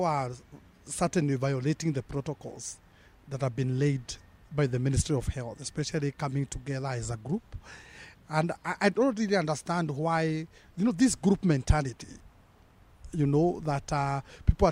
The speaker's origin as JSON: {"language": "English", "country": "Kenya", "said": "we are building a Kenyan culture of drinking"}